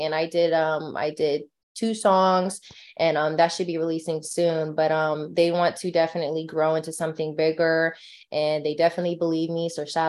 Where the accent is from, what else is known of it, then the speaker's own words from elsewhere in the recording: California, United States; I'm big in California because I'm from California and that's where I'm at.